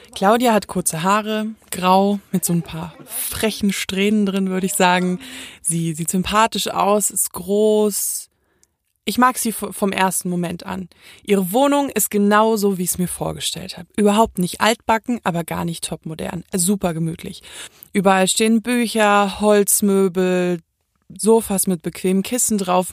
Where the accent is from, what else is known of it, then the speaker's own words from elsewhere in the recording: Munich, Bavaria, Germany; ich bin in München geboren